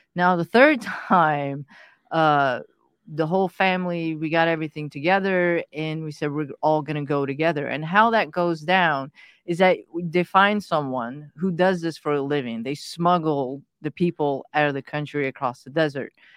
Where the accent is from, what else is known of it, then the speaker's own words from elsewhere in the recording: United States; English is a second language; also born or lived in Pakistan; when we came to the States, I didn't speak a word of English. So going to school was, you know, was lots of fun